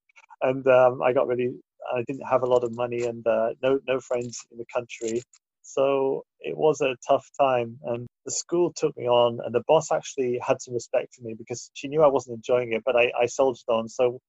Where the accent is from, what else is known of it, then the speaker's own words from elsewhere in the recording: Tavistock, South West England, United Kingdom; moved away as an adult; now in Japan; I grew up in Devon, which is very green, and it's the kind of the postcard image of Britain, which American people especially have this image of green hills and cows grazing and, you know, buildings which are very old and scones and jam.